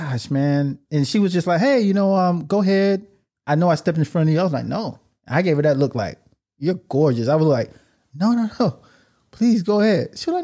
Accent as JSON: {"language": "English", "town": "Miami", "region": "Florida", "country": "United States", "moved": "yes", "said": "I'm from Miami, Florida."}